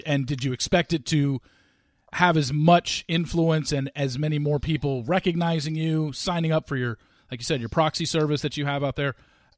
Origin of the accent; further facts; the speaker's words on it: Southern California, United States; me growing up in Southern California and going to college in Southern California